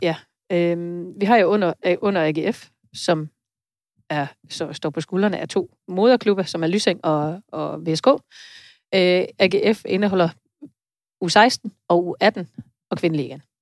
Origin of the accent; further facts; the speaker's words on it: Denmark; also born or lived in Vejle; vi måske som danskere